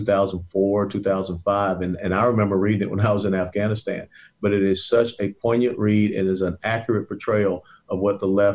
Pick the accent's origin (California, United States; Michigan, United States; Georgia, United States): Georgia, United States; Atlanta; moved away; also born or lived in Texas; I was born and raised in Atlanta, Georgia, as well as Herman